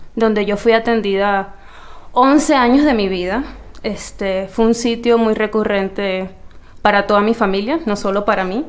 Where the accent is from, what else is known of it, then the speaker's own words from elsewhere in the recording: Venezuela; moved away; hasta que yo me fui de Venezuela